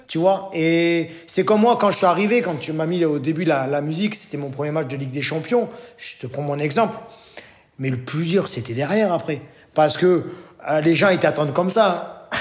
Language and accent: French; Bordeaux, Nouvelle-Aquitaine, France; moved away as an adult; now in Greece; en tant que Bordelais